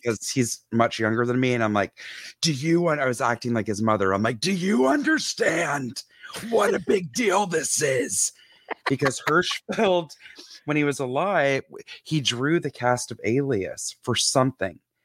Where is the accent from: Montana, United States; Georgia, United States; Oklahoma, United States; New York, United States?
Georgia, United States; moved away as an adult; None of my family is in Georgia anymore